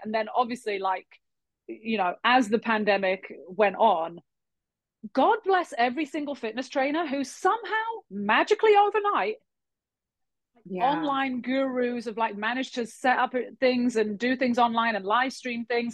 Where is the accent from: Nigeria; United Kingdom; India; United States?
United Kingdom; England; moved away as an adult; also born or lived in Halifax, Nova Scotia, Canada / London, United Kingdom; now in Montreal, Canada; I was born in Halifax, Nova Scotia. My dad is from there, born and raised. Um, my mum's Irish. We ended up moving to England randomly, as you do, when I was about five